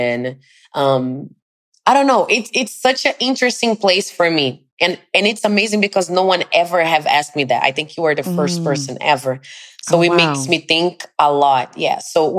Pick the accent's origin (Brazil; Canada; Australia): Brazil; English is a second language; now in New York, United States; It was my first experience outside of Brazil, was coming straight to New York